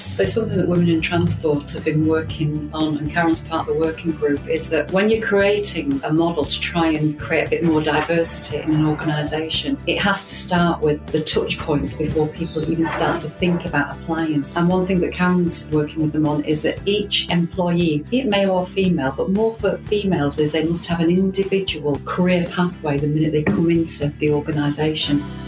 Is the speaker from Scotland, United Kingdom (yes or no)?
no; Manchester, North West England, United Kingdom; also born or lived in Blackpool / Preston; I was born in Manchester. My parents moved from Manchester to Blackpool because my dad's job took him to Blackpool.